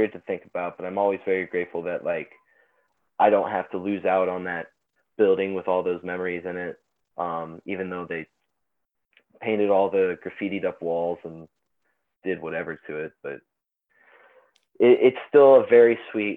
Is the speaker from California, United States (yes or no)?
no; Springfield, Illinois, United States; I was born and raised in Springfield, Illinois, and I still live here.